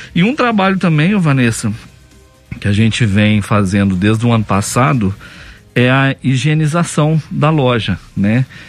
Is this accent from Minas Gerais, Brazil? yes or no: yes; Campo Belo, Minas Gerais, Brazil; na minha cidade natal, por exemplo, Campo Belo